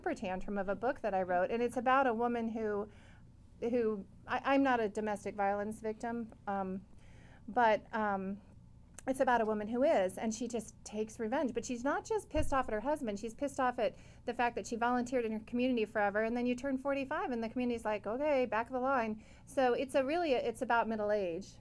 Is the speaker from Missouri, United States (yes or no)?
yes; Missouri, United States; moved away; also born or lived in Danville, California; I grew up in Missouri